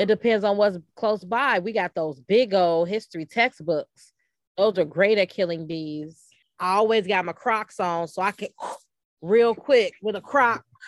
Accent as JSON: {"language": "English", "town": "Chicago", "region": "Illinois", "country": "United States", "tie": "born or raised there", "said": "growing up on the West Side because my mother, who was a teacher"}